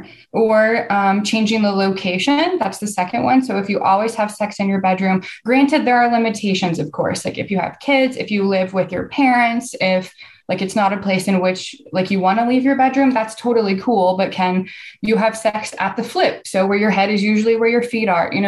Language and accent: English; Texas, United States; I'm from the South, I'm from Texas